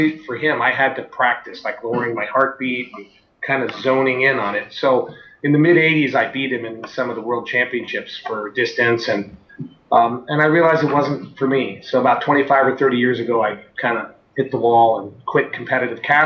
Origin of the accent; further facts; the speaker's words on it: San Francisco, California, United States; I was born in San Francisco, and about 15 years ago, I started a fly rod company called Echo. Yeah, when I was young, growing up, fishing off piers in San Francisco